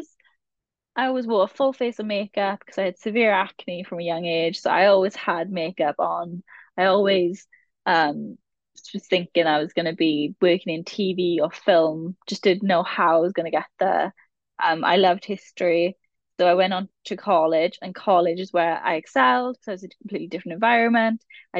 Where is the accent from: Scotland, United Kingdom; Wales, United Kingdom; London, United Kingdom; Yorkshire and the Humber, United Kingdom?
Wales, United Kingdom; the Welsh Valleys; I'm from the Welsh Valleys. I'm from a proper, very Welsh area, Strigunlais